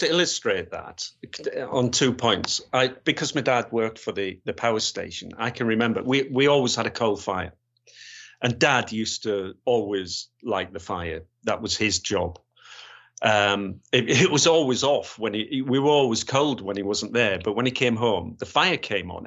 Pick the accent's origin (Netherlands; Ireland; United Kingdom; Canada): United Kingdom; Gateshead, North East England; moved away as an adult; also born or lived in West Yorkshire / Grays; I was born, born and bred in Gateshead